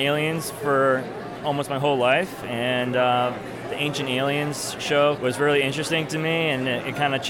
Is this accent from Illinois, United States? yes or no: yes; Chicago, Illinois, United States; I'm from Chicago.